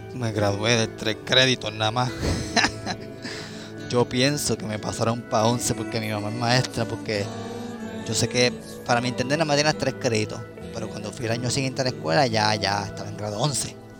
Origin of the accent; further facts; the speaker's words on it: Caguas, Puerto Rico; podría decir que casi toda mi vida he estado en Cagua, he vivido en Cagua